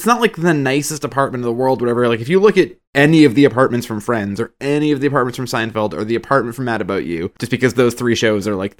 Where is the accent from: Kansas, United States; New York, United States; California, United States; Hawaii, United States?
New York, United States; New York City; I'm from New York City.